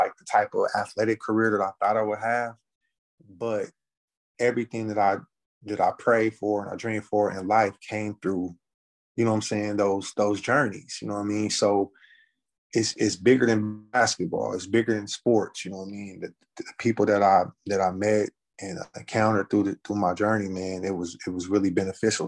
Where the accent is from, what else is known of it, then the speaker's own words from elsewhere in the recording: California, United States; moved away as an adult; also born or lived in Texas; I'm from California, man. I'm out here sitting in the middle of Texas, small town.